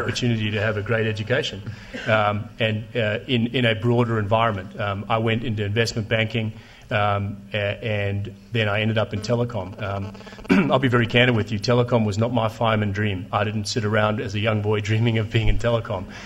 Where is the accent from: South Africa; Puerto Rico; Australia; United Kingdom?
South Africa; moved away; I speak Afrikaans and Zulu too, because I grew up in South Africa